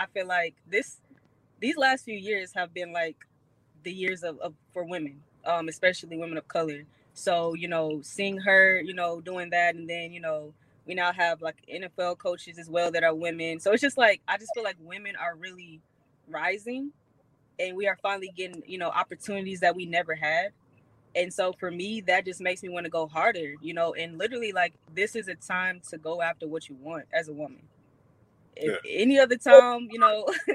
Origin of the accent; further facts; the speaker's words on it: Houston, Texas, United States; also born or lived in South Carolina; Growing up in Houston, I mean, Texas period